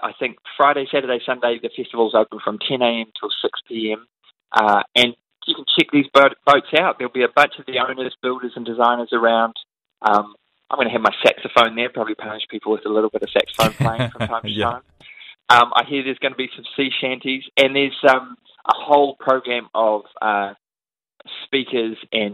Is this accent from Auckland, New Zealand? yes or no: yes; Auckland, New Zealand; born or raised there